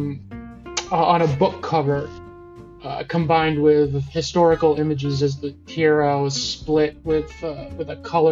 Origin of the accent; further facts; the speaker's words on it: Chicago, Illinois, United States; I'm from Chicago, and it's one of the best cities in the world